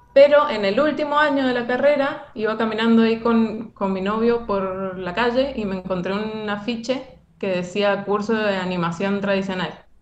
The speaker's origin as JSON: {"language": "Spanish", "region": "Mendoza", "country": "Argentina", "said": "yo soy de Mendoza"}